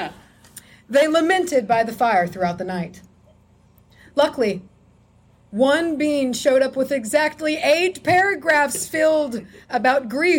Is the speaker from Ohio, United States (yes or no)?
no; Texas, United States; We're from Texas